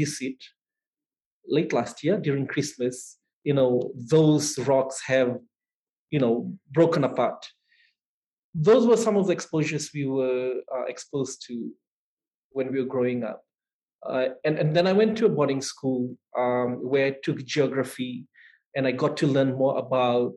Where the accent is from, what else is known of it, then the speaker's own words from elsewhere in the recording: Fiji; I grew up in a small town about an hour's drive away from the main city